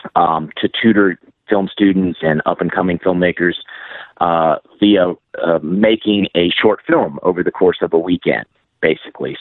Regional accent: Hattiesburg, Mississippi, United States; I'm in Hattiesburg, Mississippi. We're actually gearing up for the world premiere of Hallowed Ground uh, here in my hometown

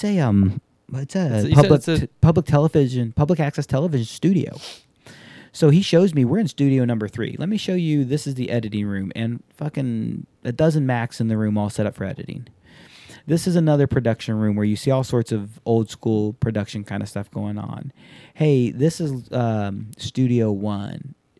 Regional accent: Alabama, United States; also born or lived in Japan / Hawaii / Tennessee; So you've heard me talk about, grew up in Japan, grew up in Hawaii, Tennessee, Alabama. I grew up in Alabama.

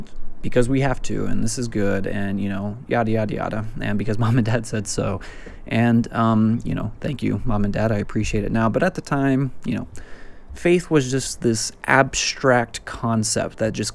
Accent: West Texas, United States; I'm from West Texas

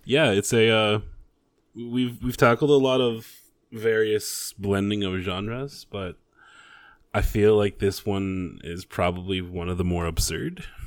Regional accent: Canada; I'm Canadian.

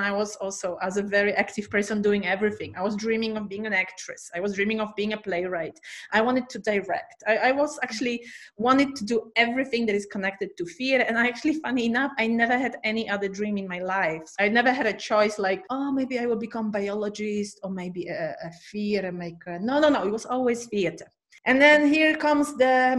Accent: Poznań, Greater Poland, Poland; also born or lived in Krakow; Poznań, my hometown

